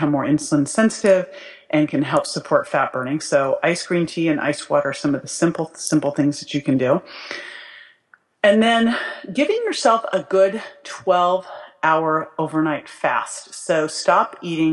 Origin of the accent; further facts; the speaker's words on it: Berkeley, California, United States; I grew up in Berkeley